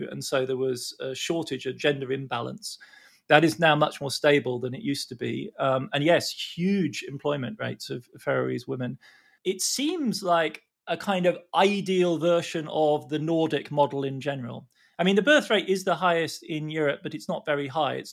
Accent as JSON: {"language": "English", "country": "Australia", "lives_now": "California, United States", "said": "I'm an Aussie, but I live in California."}